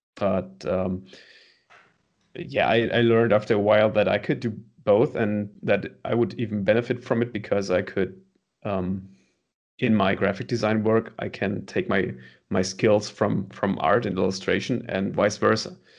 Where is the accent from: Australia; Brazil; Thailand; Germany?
Germany; Münster, North Rhine-Westphalia; born or raised there